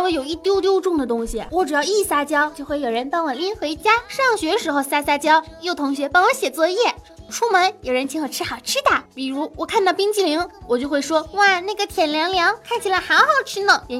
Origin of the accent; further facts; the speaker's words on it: Northeast China, China; 虽然我是个东北女生，但是所有人都以为我是个台湾的妹妹哈，还还说要我带他们去我的家乡里玩呢。